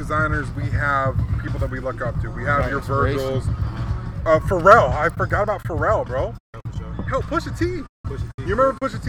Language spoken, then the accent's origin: English; Hawaii, United States; now in Phoenix, United States; So I grew up in Hawaii